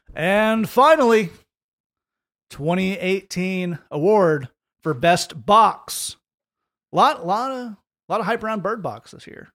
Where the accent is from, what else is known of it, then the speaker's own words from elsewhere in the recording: Oak Ridge, Tennessee, United States; Lee and I grew up in Oak Ridge